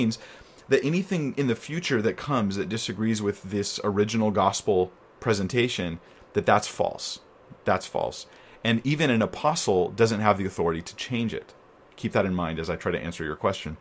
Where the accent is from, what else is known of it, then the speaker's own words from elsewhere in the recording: United States; I'm American